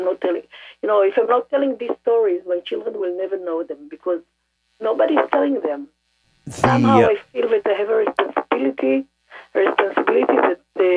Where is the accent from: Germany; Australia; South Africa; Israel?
Israel; I was born in Israel, and I'm a generation in Israel